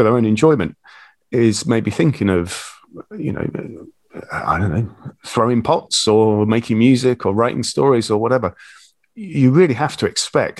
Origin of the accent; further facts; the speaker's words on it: St Neots, East of England, United Kingdom; also born or lived in Bedfordshire; I grew up in Cambridgeshire, market town called St Neots, and I lived there till my early 20s when I got married, and we moved to Bedfordshire